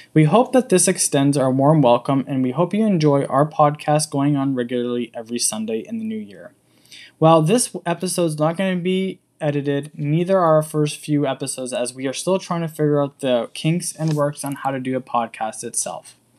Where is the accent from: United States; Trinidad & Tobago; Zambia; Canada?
Canada; accent: English; moved away as an adult; now in Slovenia; I am actually from the bit, small country of Canada and moved to Slovenia five years ago